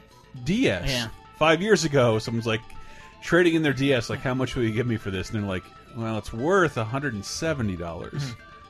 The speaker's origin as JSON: {"language": "English", "region": "Florida", "country": "United States", "moved": "yes", "lives_now": "San Francisco, United States", "said": "I'm from Florida."}